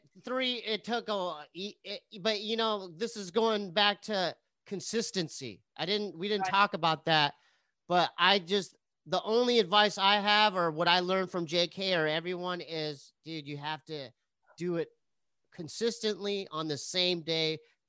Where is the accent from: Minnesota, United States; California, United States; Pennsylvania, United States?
California, United States; San Diego; even though I'm from San Diego, I already knew, Arroyo, I already knew your school colors.